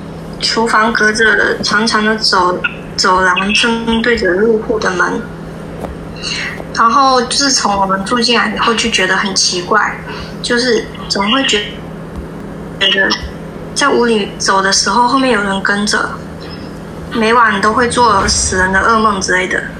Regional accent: Nanping, Fujian, China; 啊，南平的。

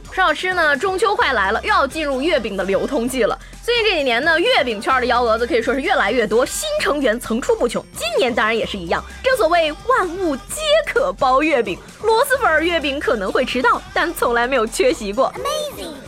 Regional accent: Shandong, China; 你猜我们山东人到底会不会开挖掘机？

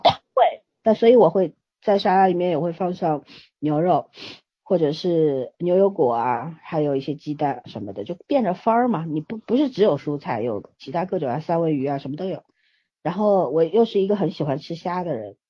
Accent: China; 我们中国人有文化

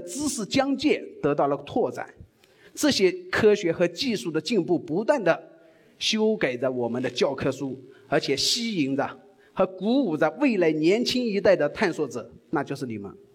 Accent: China; 我们中国人

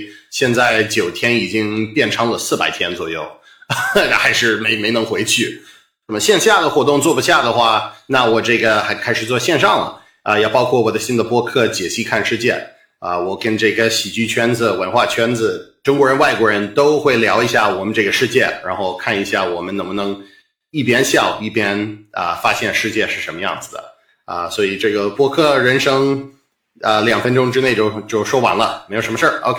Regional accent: Boston, Massachusetts, United States; accent: Boston; Chinese is a second language; moved away as an adult; now in China; 我出生在美国，在波士顿，我是美国东北人啊。

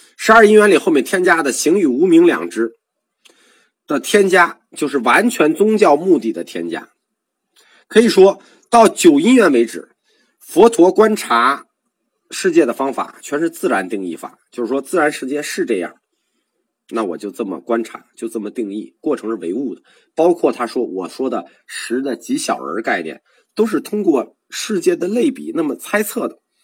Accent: China; 我们中国文化传统里本身就有祖先灵魂这个概念

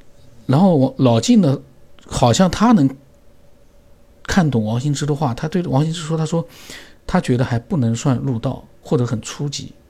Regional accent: Sichuan, China; 你从我的名字，你推到我是四川人

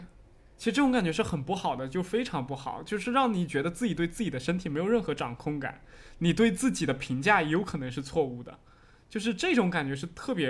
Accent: Fujian, China; 它就是讲当时我们就是我们福建这边人去偷渡去日本那边打工的那种经历。

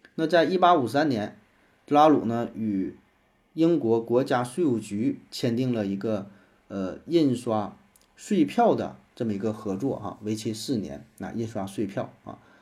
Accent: China; 咱们国家

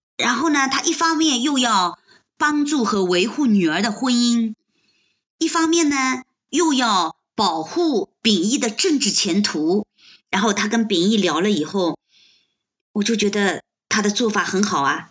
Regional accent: China; 我们中国人

